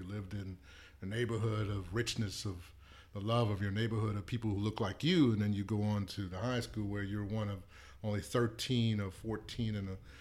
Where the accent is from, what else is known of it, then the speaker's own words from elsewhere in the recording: New Orleans, Louisiana, United States; I grew up in New Orleans